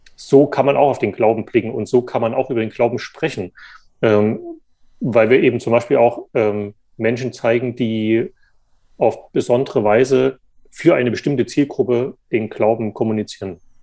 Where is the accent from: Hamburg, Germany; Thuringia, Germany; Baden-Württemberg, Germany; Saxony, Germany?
Saxony, Germany; moved away as an adult; also born or lived in Jena; now in Frankfurt, Germany; Ich bin da noch in der DDR geboren und bin dann in Sachsen aufgewachsen